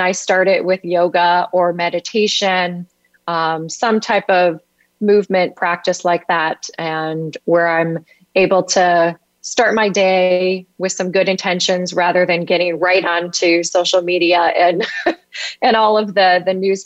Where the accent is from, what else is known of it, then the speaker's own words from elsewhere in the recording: Detroit, Michigan, United States; moved away as an adult; now in St. Petersburg, United States; I grew up in the Midwest in the suburban Detroit area